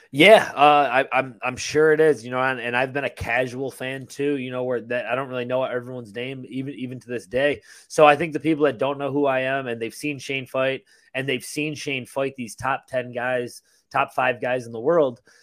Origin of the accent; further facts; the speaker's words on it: Buffalo, New York, United States; moved away as an adult; now in Tampa, United States; I grew up in Buffalo